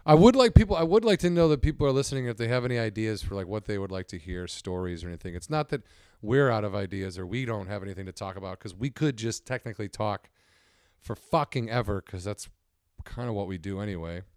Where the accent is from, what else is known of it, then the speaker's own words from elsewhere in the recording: suburbs of Chicago, Illinois, United States; moved away; I'm from the suburb, I'm proud to be from the suburbs.